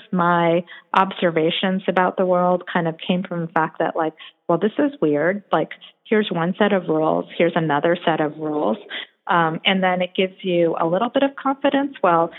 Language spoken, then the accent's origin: English; South Korea; born there; one thing for me that was different is that I was born in Korea.